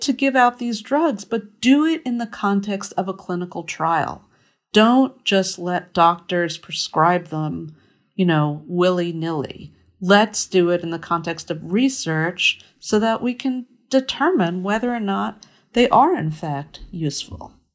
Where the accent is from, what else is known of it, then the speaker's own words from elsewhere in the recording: Merrick, New York, United States; moved away; my hometown, I grew up in Merrick, New York